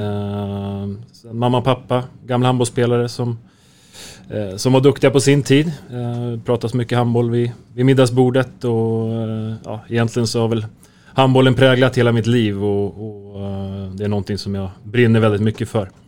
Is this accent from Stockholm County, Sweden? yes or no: yes; Märsta, Stockholm County, Sweden; also born or lived in Helsingborg; jag är född och uppväxt i, i Märsta.